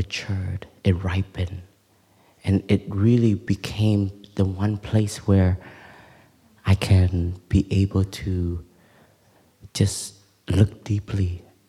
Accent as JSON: {"language": "English", "town": "Toronto", "region": "Ontario", "country": "Canada", "tie": "born or raised there", "also_born_or_lived": "Plum Village, France", "moved": "yes", "lives_now": "France", "said": "I grew up in Toronto, in Canada, and I never really identified myself as a Vietnamese person"}